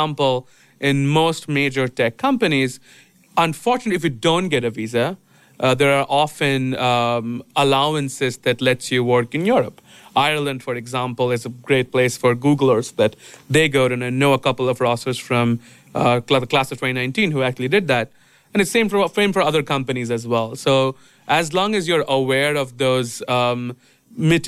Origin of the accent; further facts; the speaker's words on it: India; moved away as an adult; also born or lived in Mumbai, India; I'm from India. I lived most of my adult life in Bombay